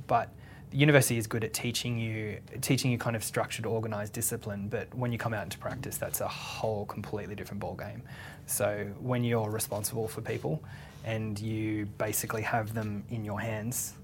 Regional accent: Sydney, New South Wales, Australia; also born or lived in Western Australia; I'm from Western Australia originally, and my dad's in agriculture, so we actually moved and lived in the country for a bit of time as well, and then but Sydney's really kind of my my hometown, so. I went to school there

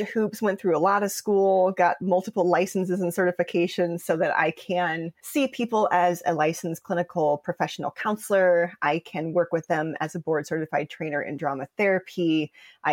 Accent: Des Moines, Iowa, United States; moved away as an adult; also born or lived in Chicago, Illinois; I'm a mixed girl from Des Moines, Iowa, that moved immediately to Chicago as soon as she possibly could after graduating high school. So I love growing up in Des Moines.

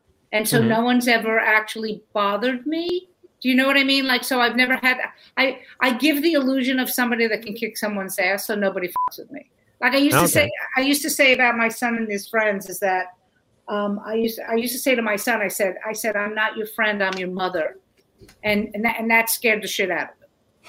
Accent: New York City, New York, United States; I'm from Brooklyn

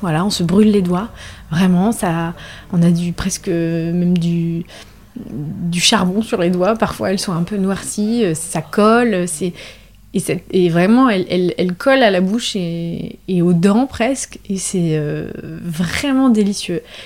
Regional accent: La Rochelle, Nouvelle-Aquitaine, France; Je suis originaire de La Rochelle, donc j'ai grandi à La Rochelle

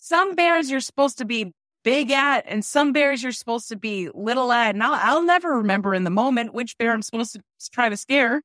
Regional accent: New Jersey, United States; I'm from New Jersey

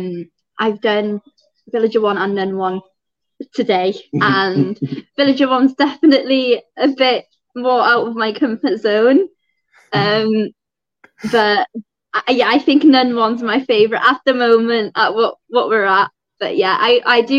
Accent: Welsh, Wales, United Kingdom; I'm Welsh

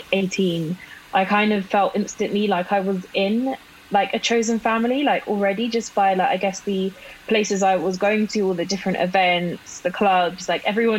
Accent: London, United Kingdom; I grew up in London, but my mum's family is all from like up north, like Newcastle, Sunderland

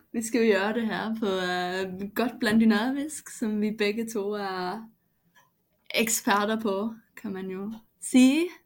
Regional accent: Denmark; first language Danish; Swedish is a second language; när jag är hemma i Danmark så, så hörs jag ut som en som inte eh, har dansk som modersmål

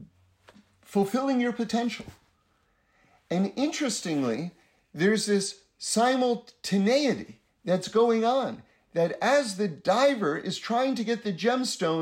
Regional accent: United States; for those of us growing up in America

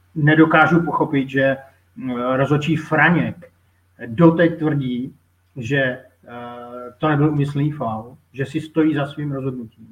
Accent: Moravia, Czechia; jsem Moravák

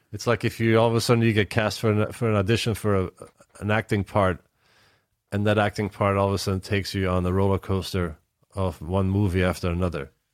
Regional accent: Antwerp, Flanders, Belgium; moved away as an adult; now in United States; the local city where I grew up in Antwerp, Belgium

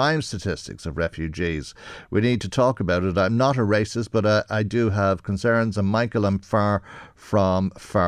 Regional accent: Ireland; we're all Irish

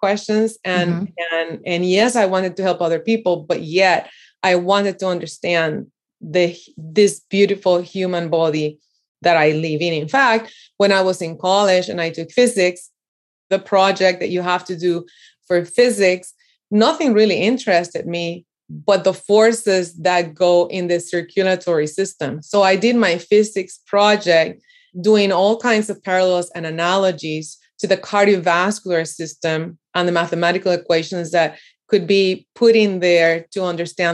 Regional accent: Puerto Rico; I grew up in Puerto Rico, and I'm from the beautiful island in the Caribbean.

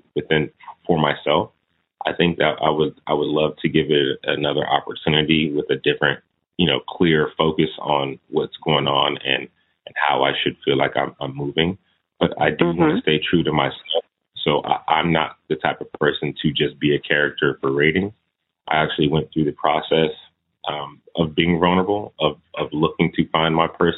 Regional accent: Oceanside, California, United States; moved away as an adult; also born or lived in Connecticut; now in Washington, D.C., United States; I was born in D.C. My family is from D.C., so that's one thing. But I was raised in California. I was raised in a town called Oceanside, California

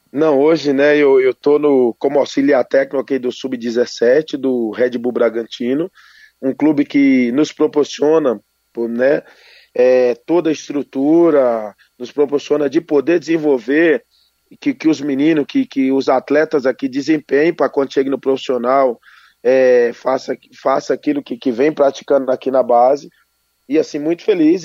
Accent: Brazil; eu sou brasileiro e negro

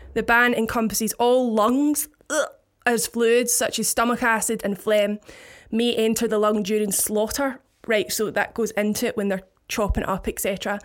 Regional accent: Paisley, Scotland, United Kingdom; I'm from a town, the biggest town in Scotland called Paisley

